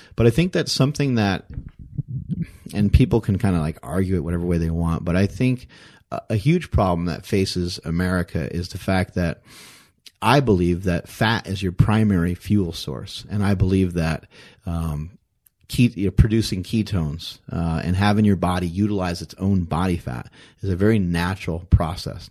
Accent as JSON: {"language": "English", "region": "East Coast", "country": "United States", "moved": "yes", "said": "I'm from the East Coast"}